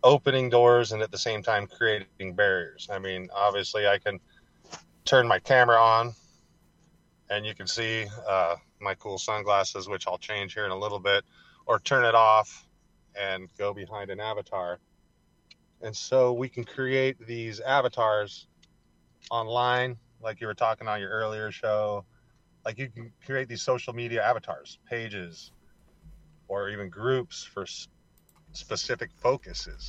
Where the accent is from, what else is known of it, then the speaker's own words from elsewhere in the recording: Central Coast of California, United States; also born or lived in Santa Barbara / Washington / Oregon; I am originally from the Central Coast of California